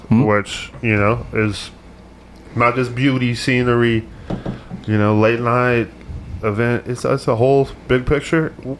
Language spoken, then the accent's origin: English; Texas, United States; I'm a Texan through and through.